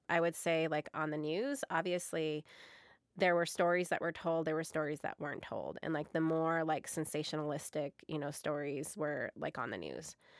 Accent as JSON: {"language": "English", "country": "United States", "said": "I am an American."}